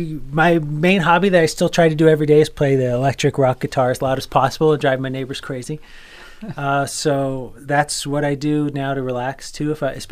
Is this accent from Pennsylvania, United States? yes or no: no; Vero Beach, Florida, United States; I also grew up in Florida. I consider sort of Vero Beach, Florida to be my hometown. That's on the East Coast.